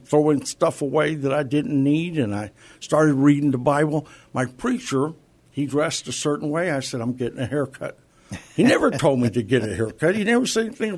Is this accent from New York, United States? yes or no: no; San Antonio, Texas, United States; I lived all my life in San Antonio, mostly on the south side